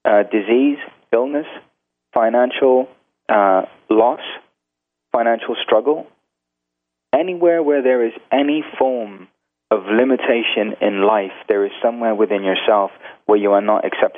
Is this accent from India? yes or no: yes; India; Now, being Indian also, on the weekends, you go see gurus and you watch Bollywood movies.